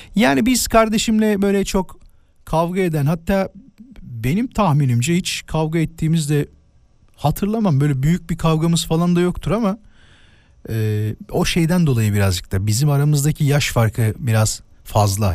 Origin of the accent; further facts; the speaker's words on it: İzmit, Kocaeli, Turkey; moved away; İzmit'te doğdum ama yani orada büyüdüm ilk birkaç sene.